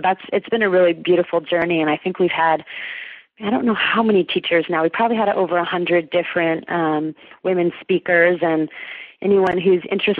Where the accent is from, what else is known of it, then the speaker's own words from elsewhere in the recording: California, United States; the Unity Church that I was raised in here in California